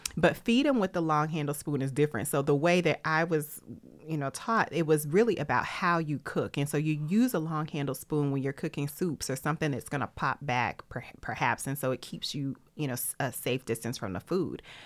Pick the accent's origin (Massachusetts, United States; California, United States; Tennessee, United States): Tennessee, United States; I'm from Tennessee